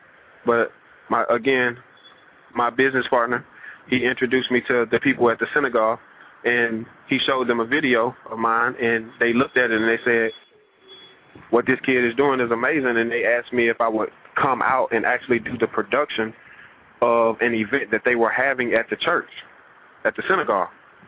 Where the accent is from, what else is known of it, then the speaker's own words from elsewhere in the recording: the South, United States; now in Los Angeles, United States; It's like, I come from the South, so I got Southern hospitality.